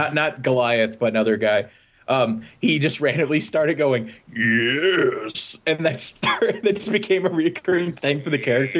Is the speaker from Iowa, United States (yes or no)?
no; Louisville, Kentucky, United States; moved away; BotCon is happening in Louisville, Kentucky this year, and that's my hometown